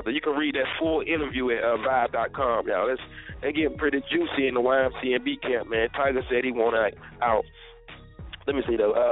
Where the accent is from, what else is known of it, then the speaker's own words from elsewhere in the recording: North Carolina, United States; I'm from North Carolina.